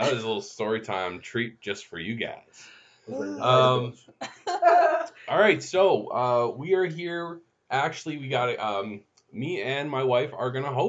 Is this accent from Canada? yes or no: yes; Windsor, Ontario, Canada; I grew up in Windsor, Ontario, so right across the bridge from Detroit, back when you didn't need passports to go across.